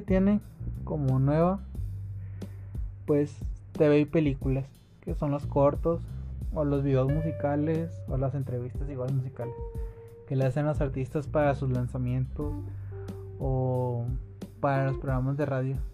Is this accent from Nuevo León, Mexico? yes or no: yes; Santa Catarina, Nuevo León, Mexico; Soy de Monterrey por si no lo había notado. Este, bueno, soy de Santa Catarina, entonces me quedé cerca de San Pedro.